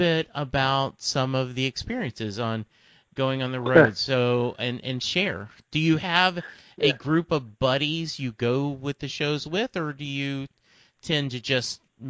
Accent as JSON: {"language": "English", "town": "Lake Charles", "region": "Louisiana", "country": "United States", "tie": "born or raised there", "lives_now": "Dallas, United States", "said": "I grew up in Lake Charles, Louisiana. That's 3 hours away from Houston. I graduated high school in 77."}